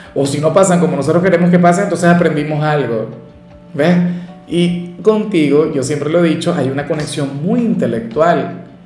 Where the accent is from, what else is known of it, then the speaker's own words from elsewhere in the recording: Venezuela; yo soy de Venezuela